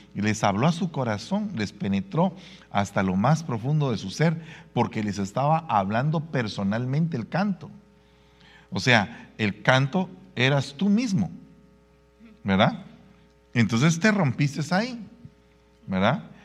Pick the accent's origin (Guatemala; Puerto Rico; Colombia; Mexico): Guatemala; en mi país Guatemala hay una Biblia en quiché